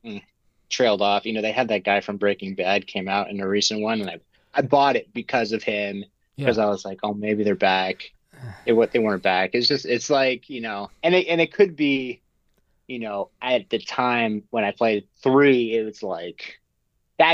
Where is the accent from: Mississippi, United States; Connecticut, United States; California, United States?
Connecticut, United States; Darien; moved away as an adult; also born or lived in St Andrews, Scotland / New York; I'm from Connecticut originally. I grew up in Darien, Connecticut, went to high school there